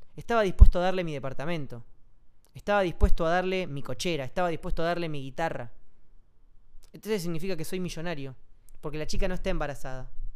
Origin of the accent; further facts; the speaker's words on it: Comodoro Rivadavia, Chubut, Argentina; moved away; Comodoro, que es mi ciudad natal